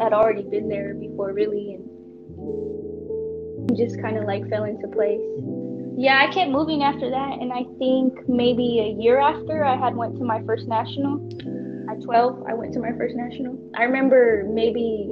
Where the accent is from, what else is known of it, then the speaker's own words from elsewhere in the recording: Oakland, California, United States; I'm from Oakland, California, and I train at Lightning Boxing Club.